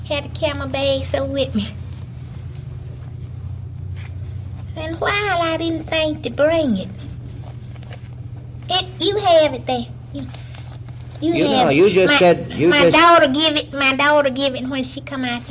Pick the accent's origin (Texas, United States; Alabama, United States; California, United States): Alabama, United States; moved away; I was born in Loman, Alabama